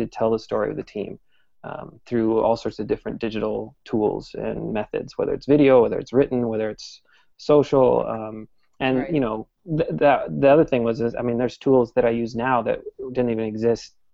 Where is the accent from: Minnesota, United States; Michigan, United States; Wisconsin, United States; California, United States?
Minnesota, United States; Minneapolis; moved away as an adult; also born or lived in New York; now in Portland, United States; I grew up in Minneapolis, so I was a Twins fan